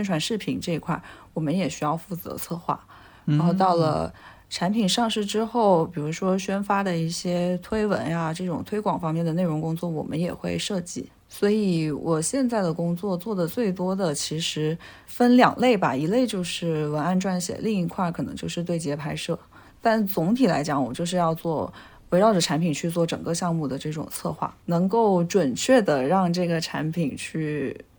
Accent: Nanning, Guangxi, China; moved away as an adult; also born or lived in Beijing; now in Shenzhen, China; 我从小在我们家那边也是有午休的。我觉得对于像南宁这样的非一线城市来讲，它的生活节奏更慢。

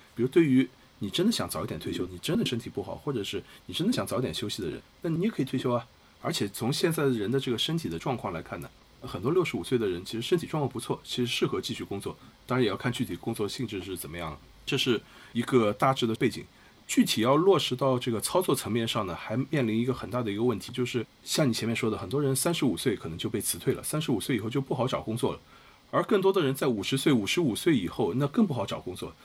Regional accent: China; 我们中国人，尤其是年轻人

